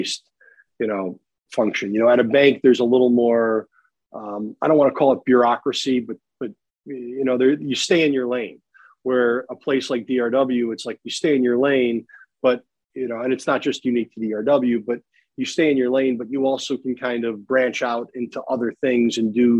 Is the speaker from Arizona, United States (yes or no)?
no; Palatine, Illinois, United States; Chicago area, out in Palatine. And so I'm a local guy